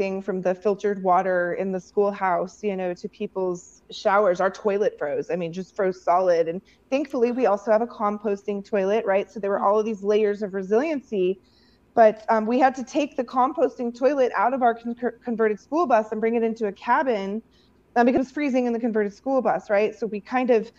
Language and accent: English; Missouri, United States; moved away; I grew up in Missouri where we got snow